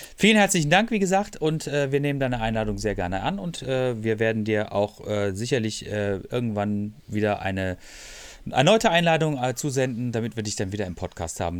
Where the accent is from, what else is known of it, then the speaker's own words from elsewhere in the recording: Freiburg, Baden-Württemberg, Germany; ich komme auch aus Freiburg